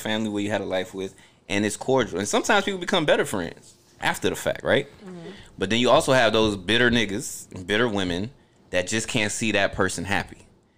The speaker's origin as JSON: {"language": "English", "region": "New Jersey", "country": "United States", "tie": "born there", "said": "No, I was born in Jersey."}